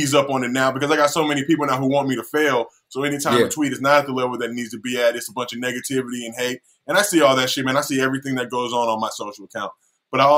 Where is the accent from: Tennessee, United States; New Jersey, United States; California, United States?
California, United States; Los Angeles; growing up in Los Angeles